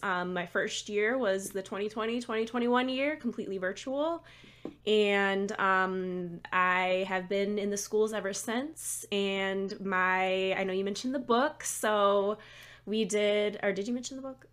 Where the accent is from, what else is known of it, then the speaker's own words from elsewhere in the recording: Lansing, Michigan, United States; moved away as an adult; also born or lived in Chicago; now in Maryland, United States; I am from Michigan originally, um, the Lansing area, kind of the middle of the state